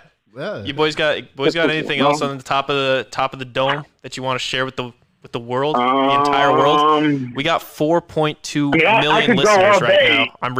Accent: Connecticut, United States; also born or lived in Maryland; I was born in Maryland, but I rep Connecticut.

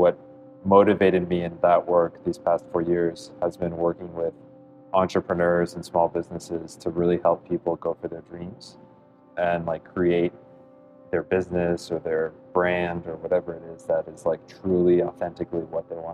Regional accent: South Florida, United States; I grew up in South Florida, so back here

